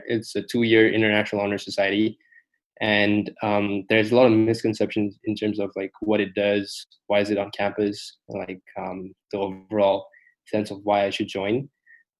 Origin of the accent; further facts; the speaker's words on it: Malaysia; now in United States; I'm from Southeast Asia, Malaysia to be exact.